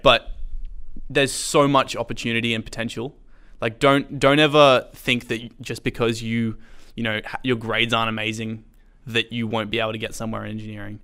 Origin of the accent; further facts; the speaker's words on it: Sydney, New South Wales, Australia; moved away as an adult; I grew up homeschooling in Sydney. We move, moved up about five years ago.